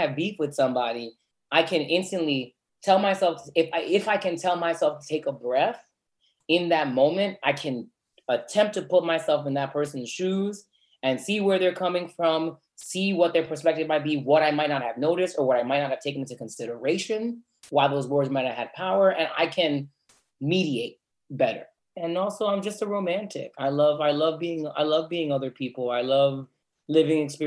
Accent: Norwalk, Connecticut, United States; I'm from South Norwalk, which is a very different place economically than Darien and Stamford, Connecticut

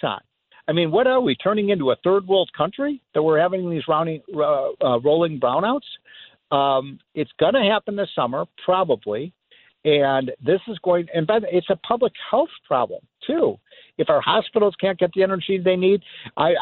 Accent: Illinois, United States; my home state of Illinois

